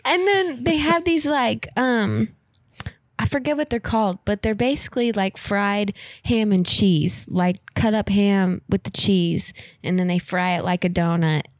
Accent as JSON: {"language": "English", "town": "Fairfax", "country": "United States", "tie": "born or raised there", "moved": "yes", "said": "my hometown donut shop"}